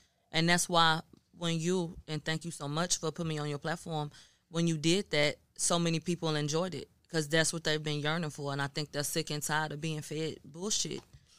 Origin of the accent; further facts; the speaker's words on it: Houston, Texas, United States; I'm from Houston, born and bred. Yeah. And so I went to Third Ward. You know, I got people from Third Ward. I went to TSU.